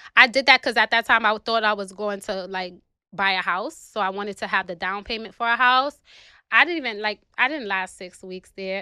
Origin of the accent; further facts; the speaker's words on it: New York City, New York, United States; I'm from the South Bronx, New York City.